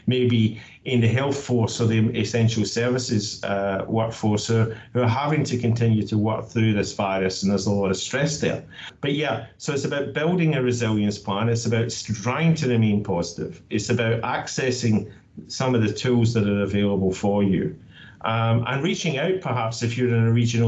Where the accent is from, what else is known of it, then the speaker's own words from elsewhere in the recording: Scotland, United Kingdom; now in Australia; I'm from Scotland, but I'm proud to say that I call Australia home